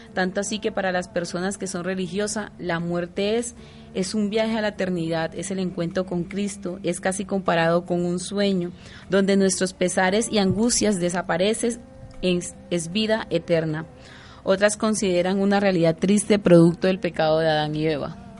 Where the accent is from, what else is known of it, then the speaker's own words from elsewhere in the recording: Mompox, Bolívar, Colombia; moved away; en Monpós, mi tierra